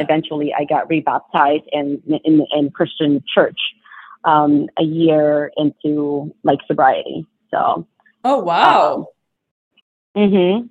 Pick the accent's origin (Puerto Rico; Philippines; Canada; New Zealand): Philippines; moved away; I was born in the Philippines